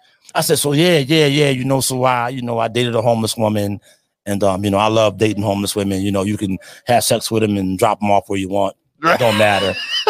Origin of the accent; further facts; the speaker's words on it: Springfield, Massachusetts, United States; I'm from Springfield, Mass.